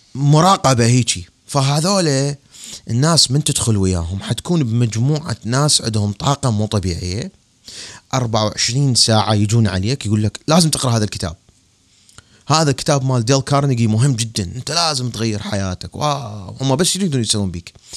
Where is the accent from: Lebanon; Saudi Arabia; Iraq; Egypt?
Iraq; Baghdad, Baghdad Governorate; moved away as an adult; مثل ما صار عندنا بالعراق بالتسعينات